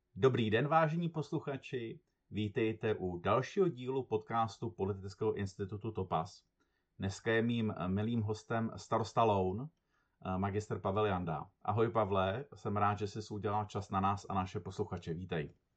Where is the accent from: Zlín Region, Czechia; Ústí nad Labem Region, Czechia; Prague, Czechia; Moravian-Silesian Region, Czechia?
Ústí nad Labem Region, Czechia; Teplice; jsem z Teplic